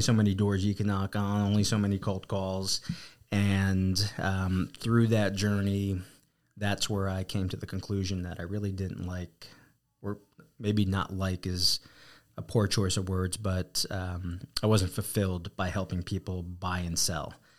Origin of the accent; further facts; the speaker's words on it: New Jersey, United States; accent: East Coast; also born or lived in Arizona; now in San Antonio, United States; born and raised, uh, New Jersey, and, uh, got to Texas as quickly as I could